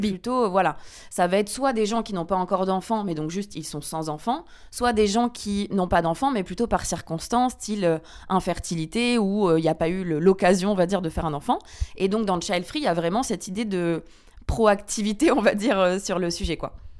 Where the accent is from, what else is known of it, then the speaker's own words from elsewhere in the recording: France; moved away as an adult; also born or lived in Guatemala; now in Belgium; j'ai grandi en France euh, avec du fromage tous les jours